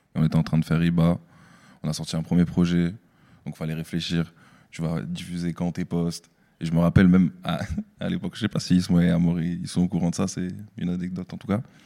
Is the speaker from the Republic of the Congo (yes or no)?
no; Strasbourg, Grand Est, France; je suis originaire de Strasbourg